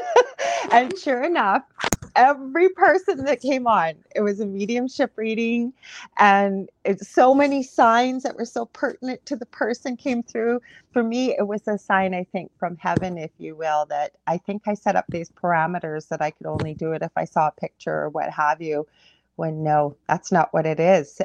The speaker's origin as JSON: {"language": "English", "country": "Canada", "said": "I'm a Canadian clairvoyant medium"}